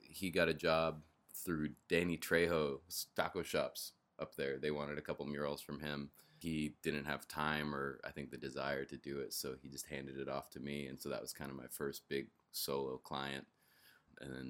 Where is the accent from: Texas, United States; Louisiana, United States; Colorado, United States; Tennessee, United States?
Colorado, United States; Denver; I didn't really know that much about him growing up even though I grew up in Denver, but there's an exit right off the freeway named after him and then there's another road in Denver named after him